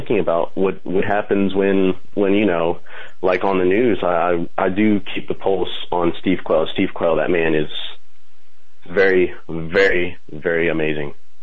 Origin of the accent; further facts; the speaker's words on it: Colombia; now in Kentucky, United States; I was born in Columbia. I was raised by my aunt, who is very Catholic